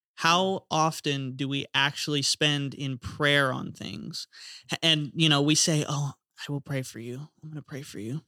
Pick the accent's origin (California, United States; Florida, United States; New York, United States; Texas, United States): Florida, United States; growing up in Florida, baptisms are cool 'cause we use the ocean